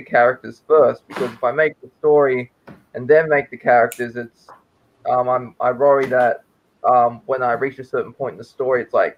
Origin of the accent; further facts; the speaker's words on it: Australia; I'm from Australia. I live in Queensland.